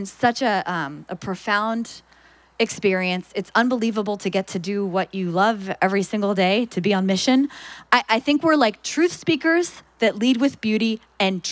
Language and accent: English; Philadelphia, Pennsylvania, United States; I'm from Philadelphia